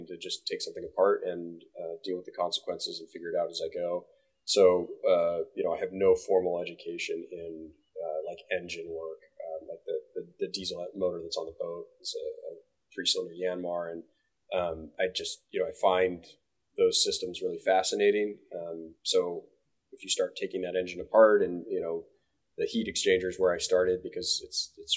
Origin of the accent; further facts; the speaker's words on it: Bainbridge Island, Washington, United States; Eagle Harbor, Bainbridge Island, Washington, which is where I grew up on Bainbridge Island